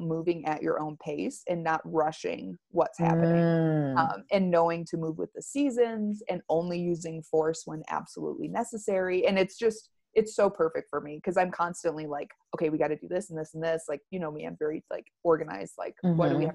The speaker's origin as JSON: {"language": "English", "region": "Wyoming", "country": "United States", "tie": "born or raised there", "said": "I grew up out in Wyoming, like spending time out here."}